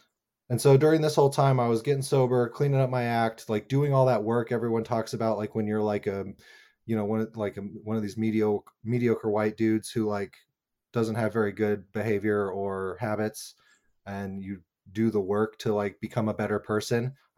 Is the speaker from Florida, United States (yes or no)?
no; Albuquerque, New Mexico, United States; I grew up in New Mexico in Albuquerque, which has a really cool like independent film scene and theater scene.